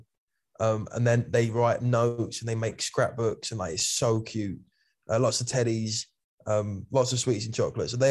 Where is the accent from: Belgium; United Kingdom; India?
United Kingdom; Kent, South East England; I'm just from Kent